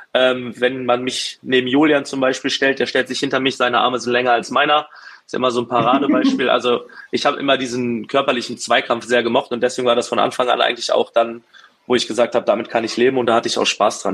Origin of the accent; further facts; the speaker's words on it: Berlin, Germany; moved away as an adult; now in Duisburg, Germany; bin geboren in Berlin, aufgewachsen, bin mit 22 Jahren nach Duisburg gezogen und lebe jetzt mittlerweile zehn Jahre hier